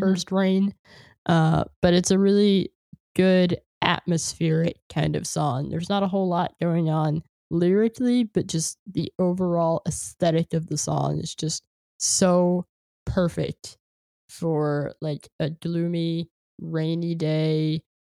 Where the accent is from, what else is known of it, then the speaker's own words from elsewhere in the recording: California, United States; moved away; I'm from California